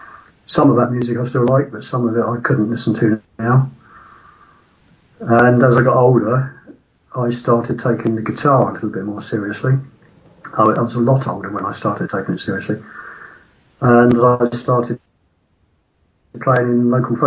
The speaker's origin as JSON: {"language": "English", "town": "Woking", "region": "South East England", "country": "United Kingdom", "tie": "born or raised there", "said": "They were from my hometown"}